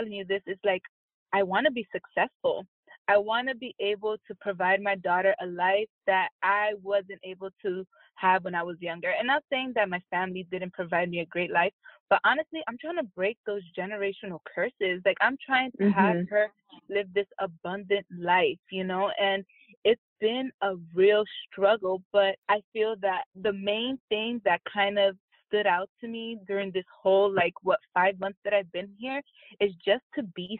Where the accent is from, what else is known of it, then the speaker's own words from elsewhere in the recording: Jersey City, New Jersey, United States; moved away as an adult; also born or lived in Virginia; now in California, United States; the people that I grew up with in Jersey City